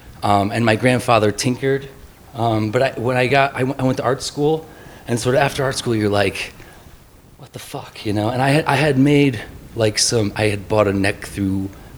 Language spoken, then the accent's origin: English; Ilion, New York, United States; also born or lived in Saratoga Springs, New York; I was living in Saratoga Springs. I'm from upstate New York.